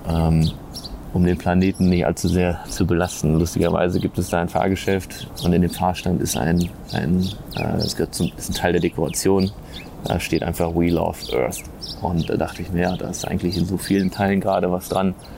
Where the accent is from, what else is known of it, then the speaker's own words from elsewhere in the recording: Germany; als Europäer oder als Deutscher